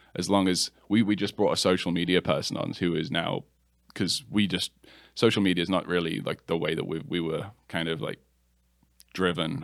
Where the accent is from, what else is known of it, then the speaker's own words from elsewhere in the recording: England, United Kingdom; moved away as an adult; now in Charlotte, United States; I'm from England originally. Uh, I've been here for about 10 years now, though.